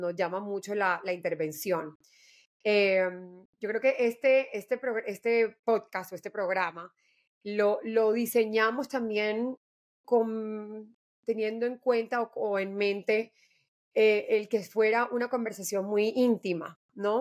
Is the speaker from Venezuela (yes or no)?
no; Colombia; soy eh, mujer colombiana